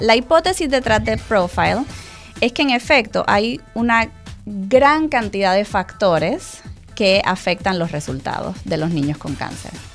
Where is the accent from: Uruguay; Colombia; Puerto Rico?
Puerto Rico; also born or lived in Mexico; soy muy, muy, muy puertorriqueña, pero a la misma vez, eh, porque aquí, aquí crecí, aquí fueron mis años de formación